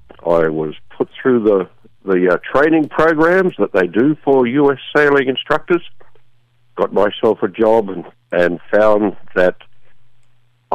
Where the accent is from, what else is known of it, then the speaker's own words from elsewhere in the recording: Sydney, New South Wales, Australia; moved away as an adult; now in United States; I was born in Australia, grew up there most of my time. But I moved over to the U.S. here about 30 years ago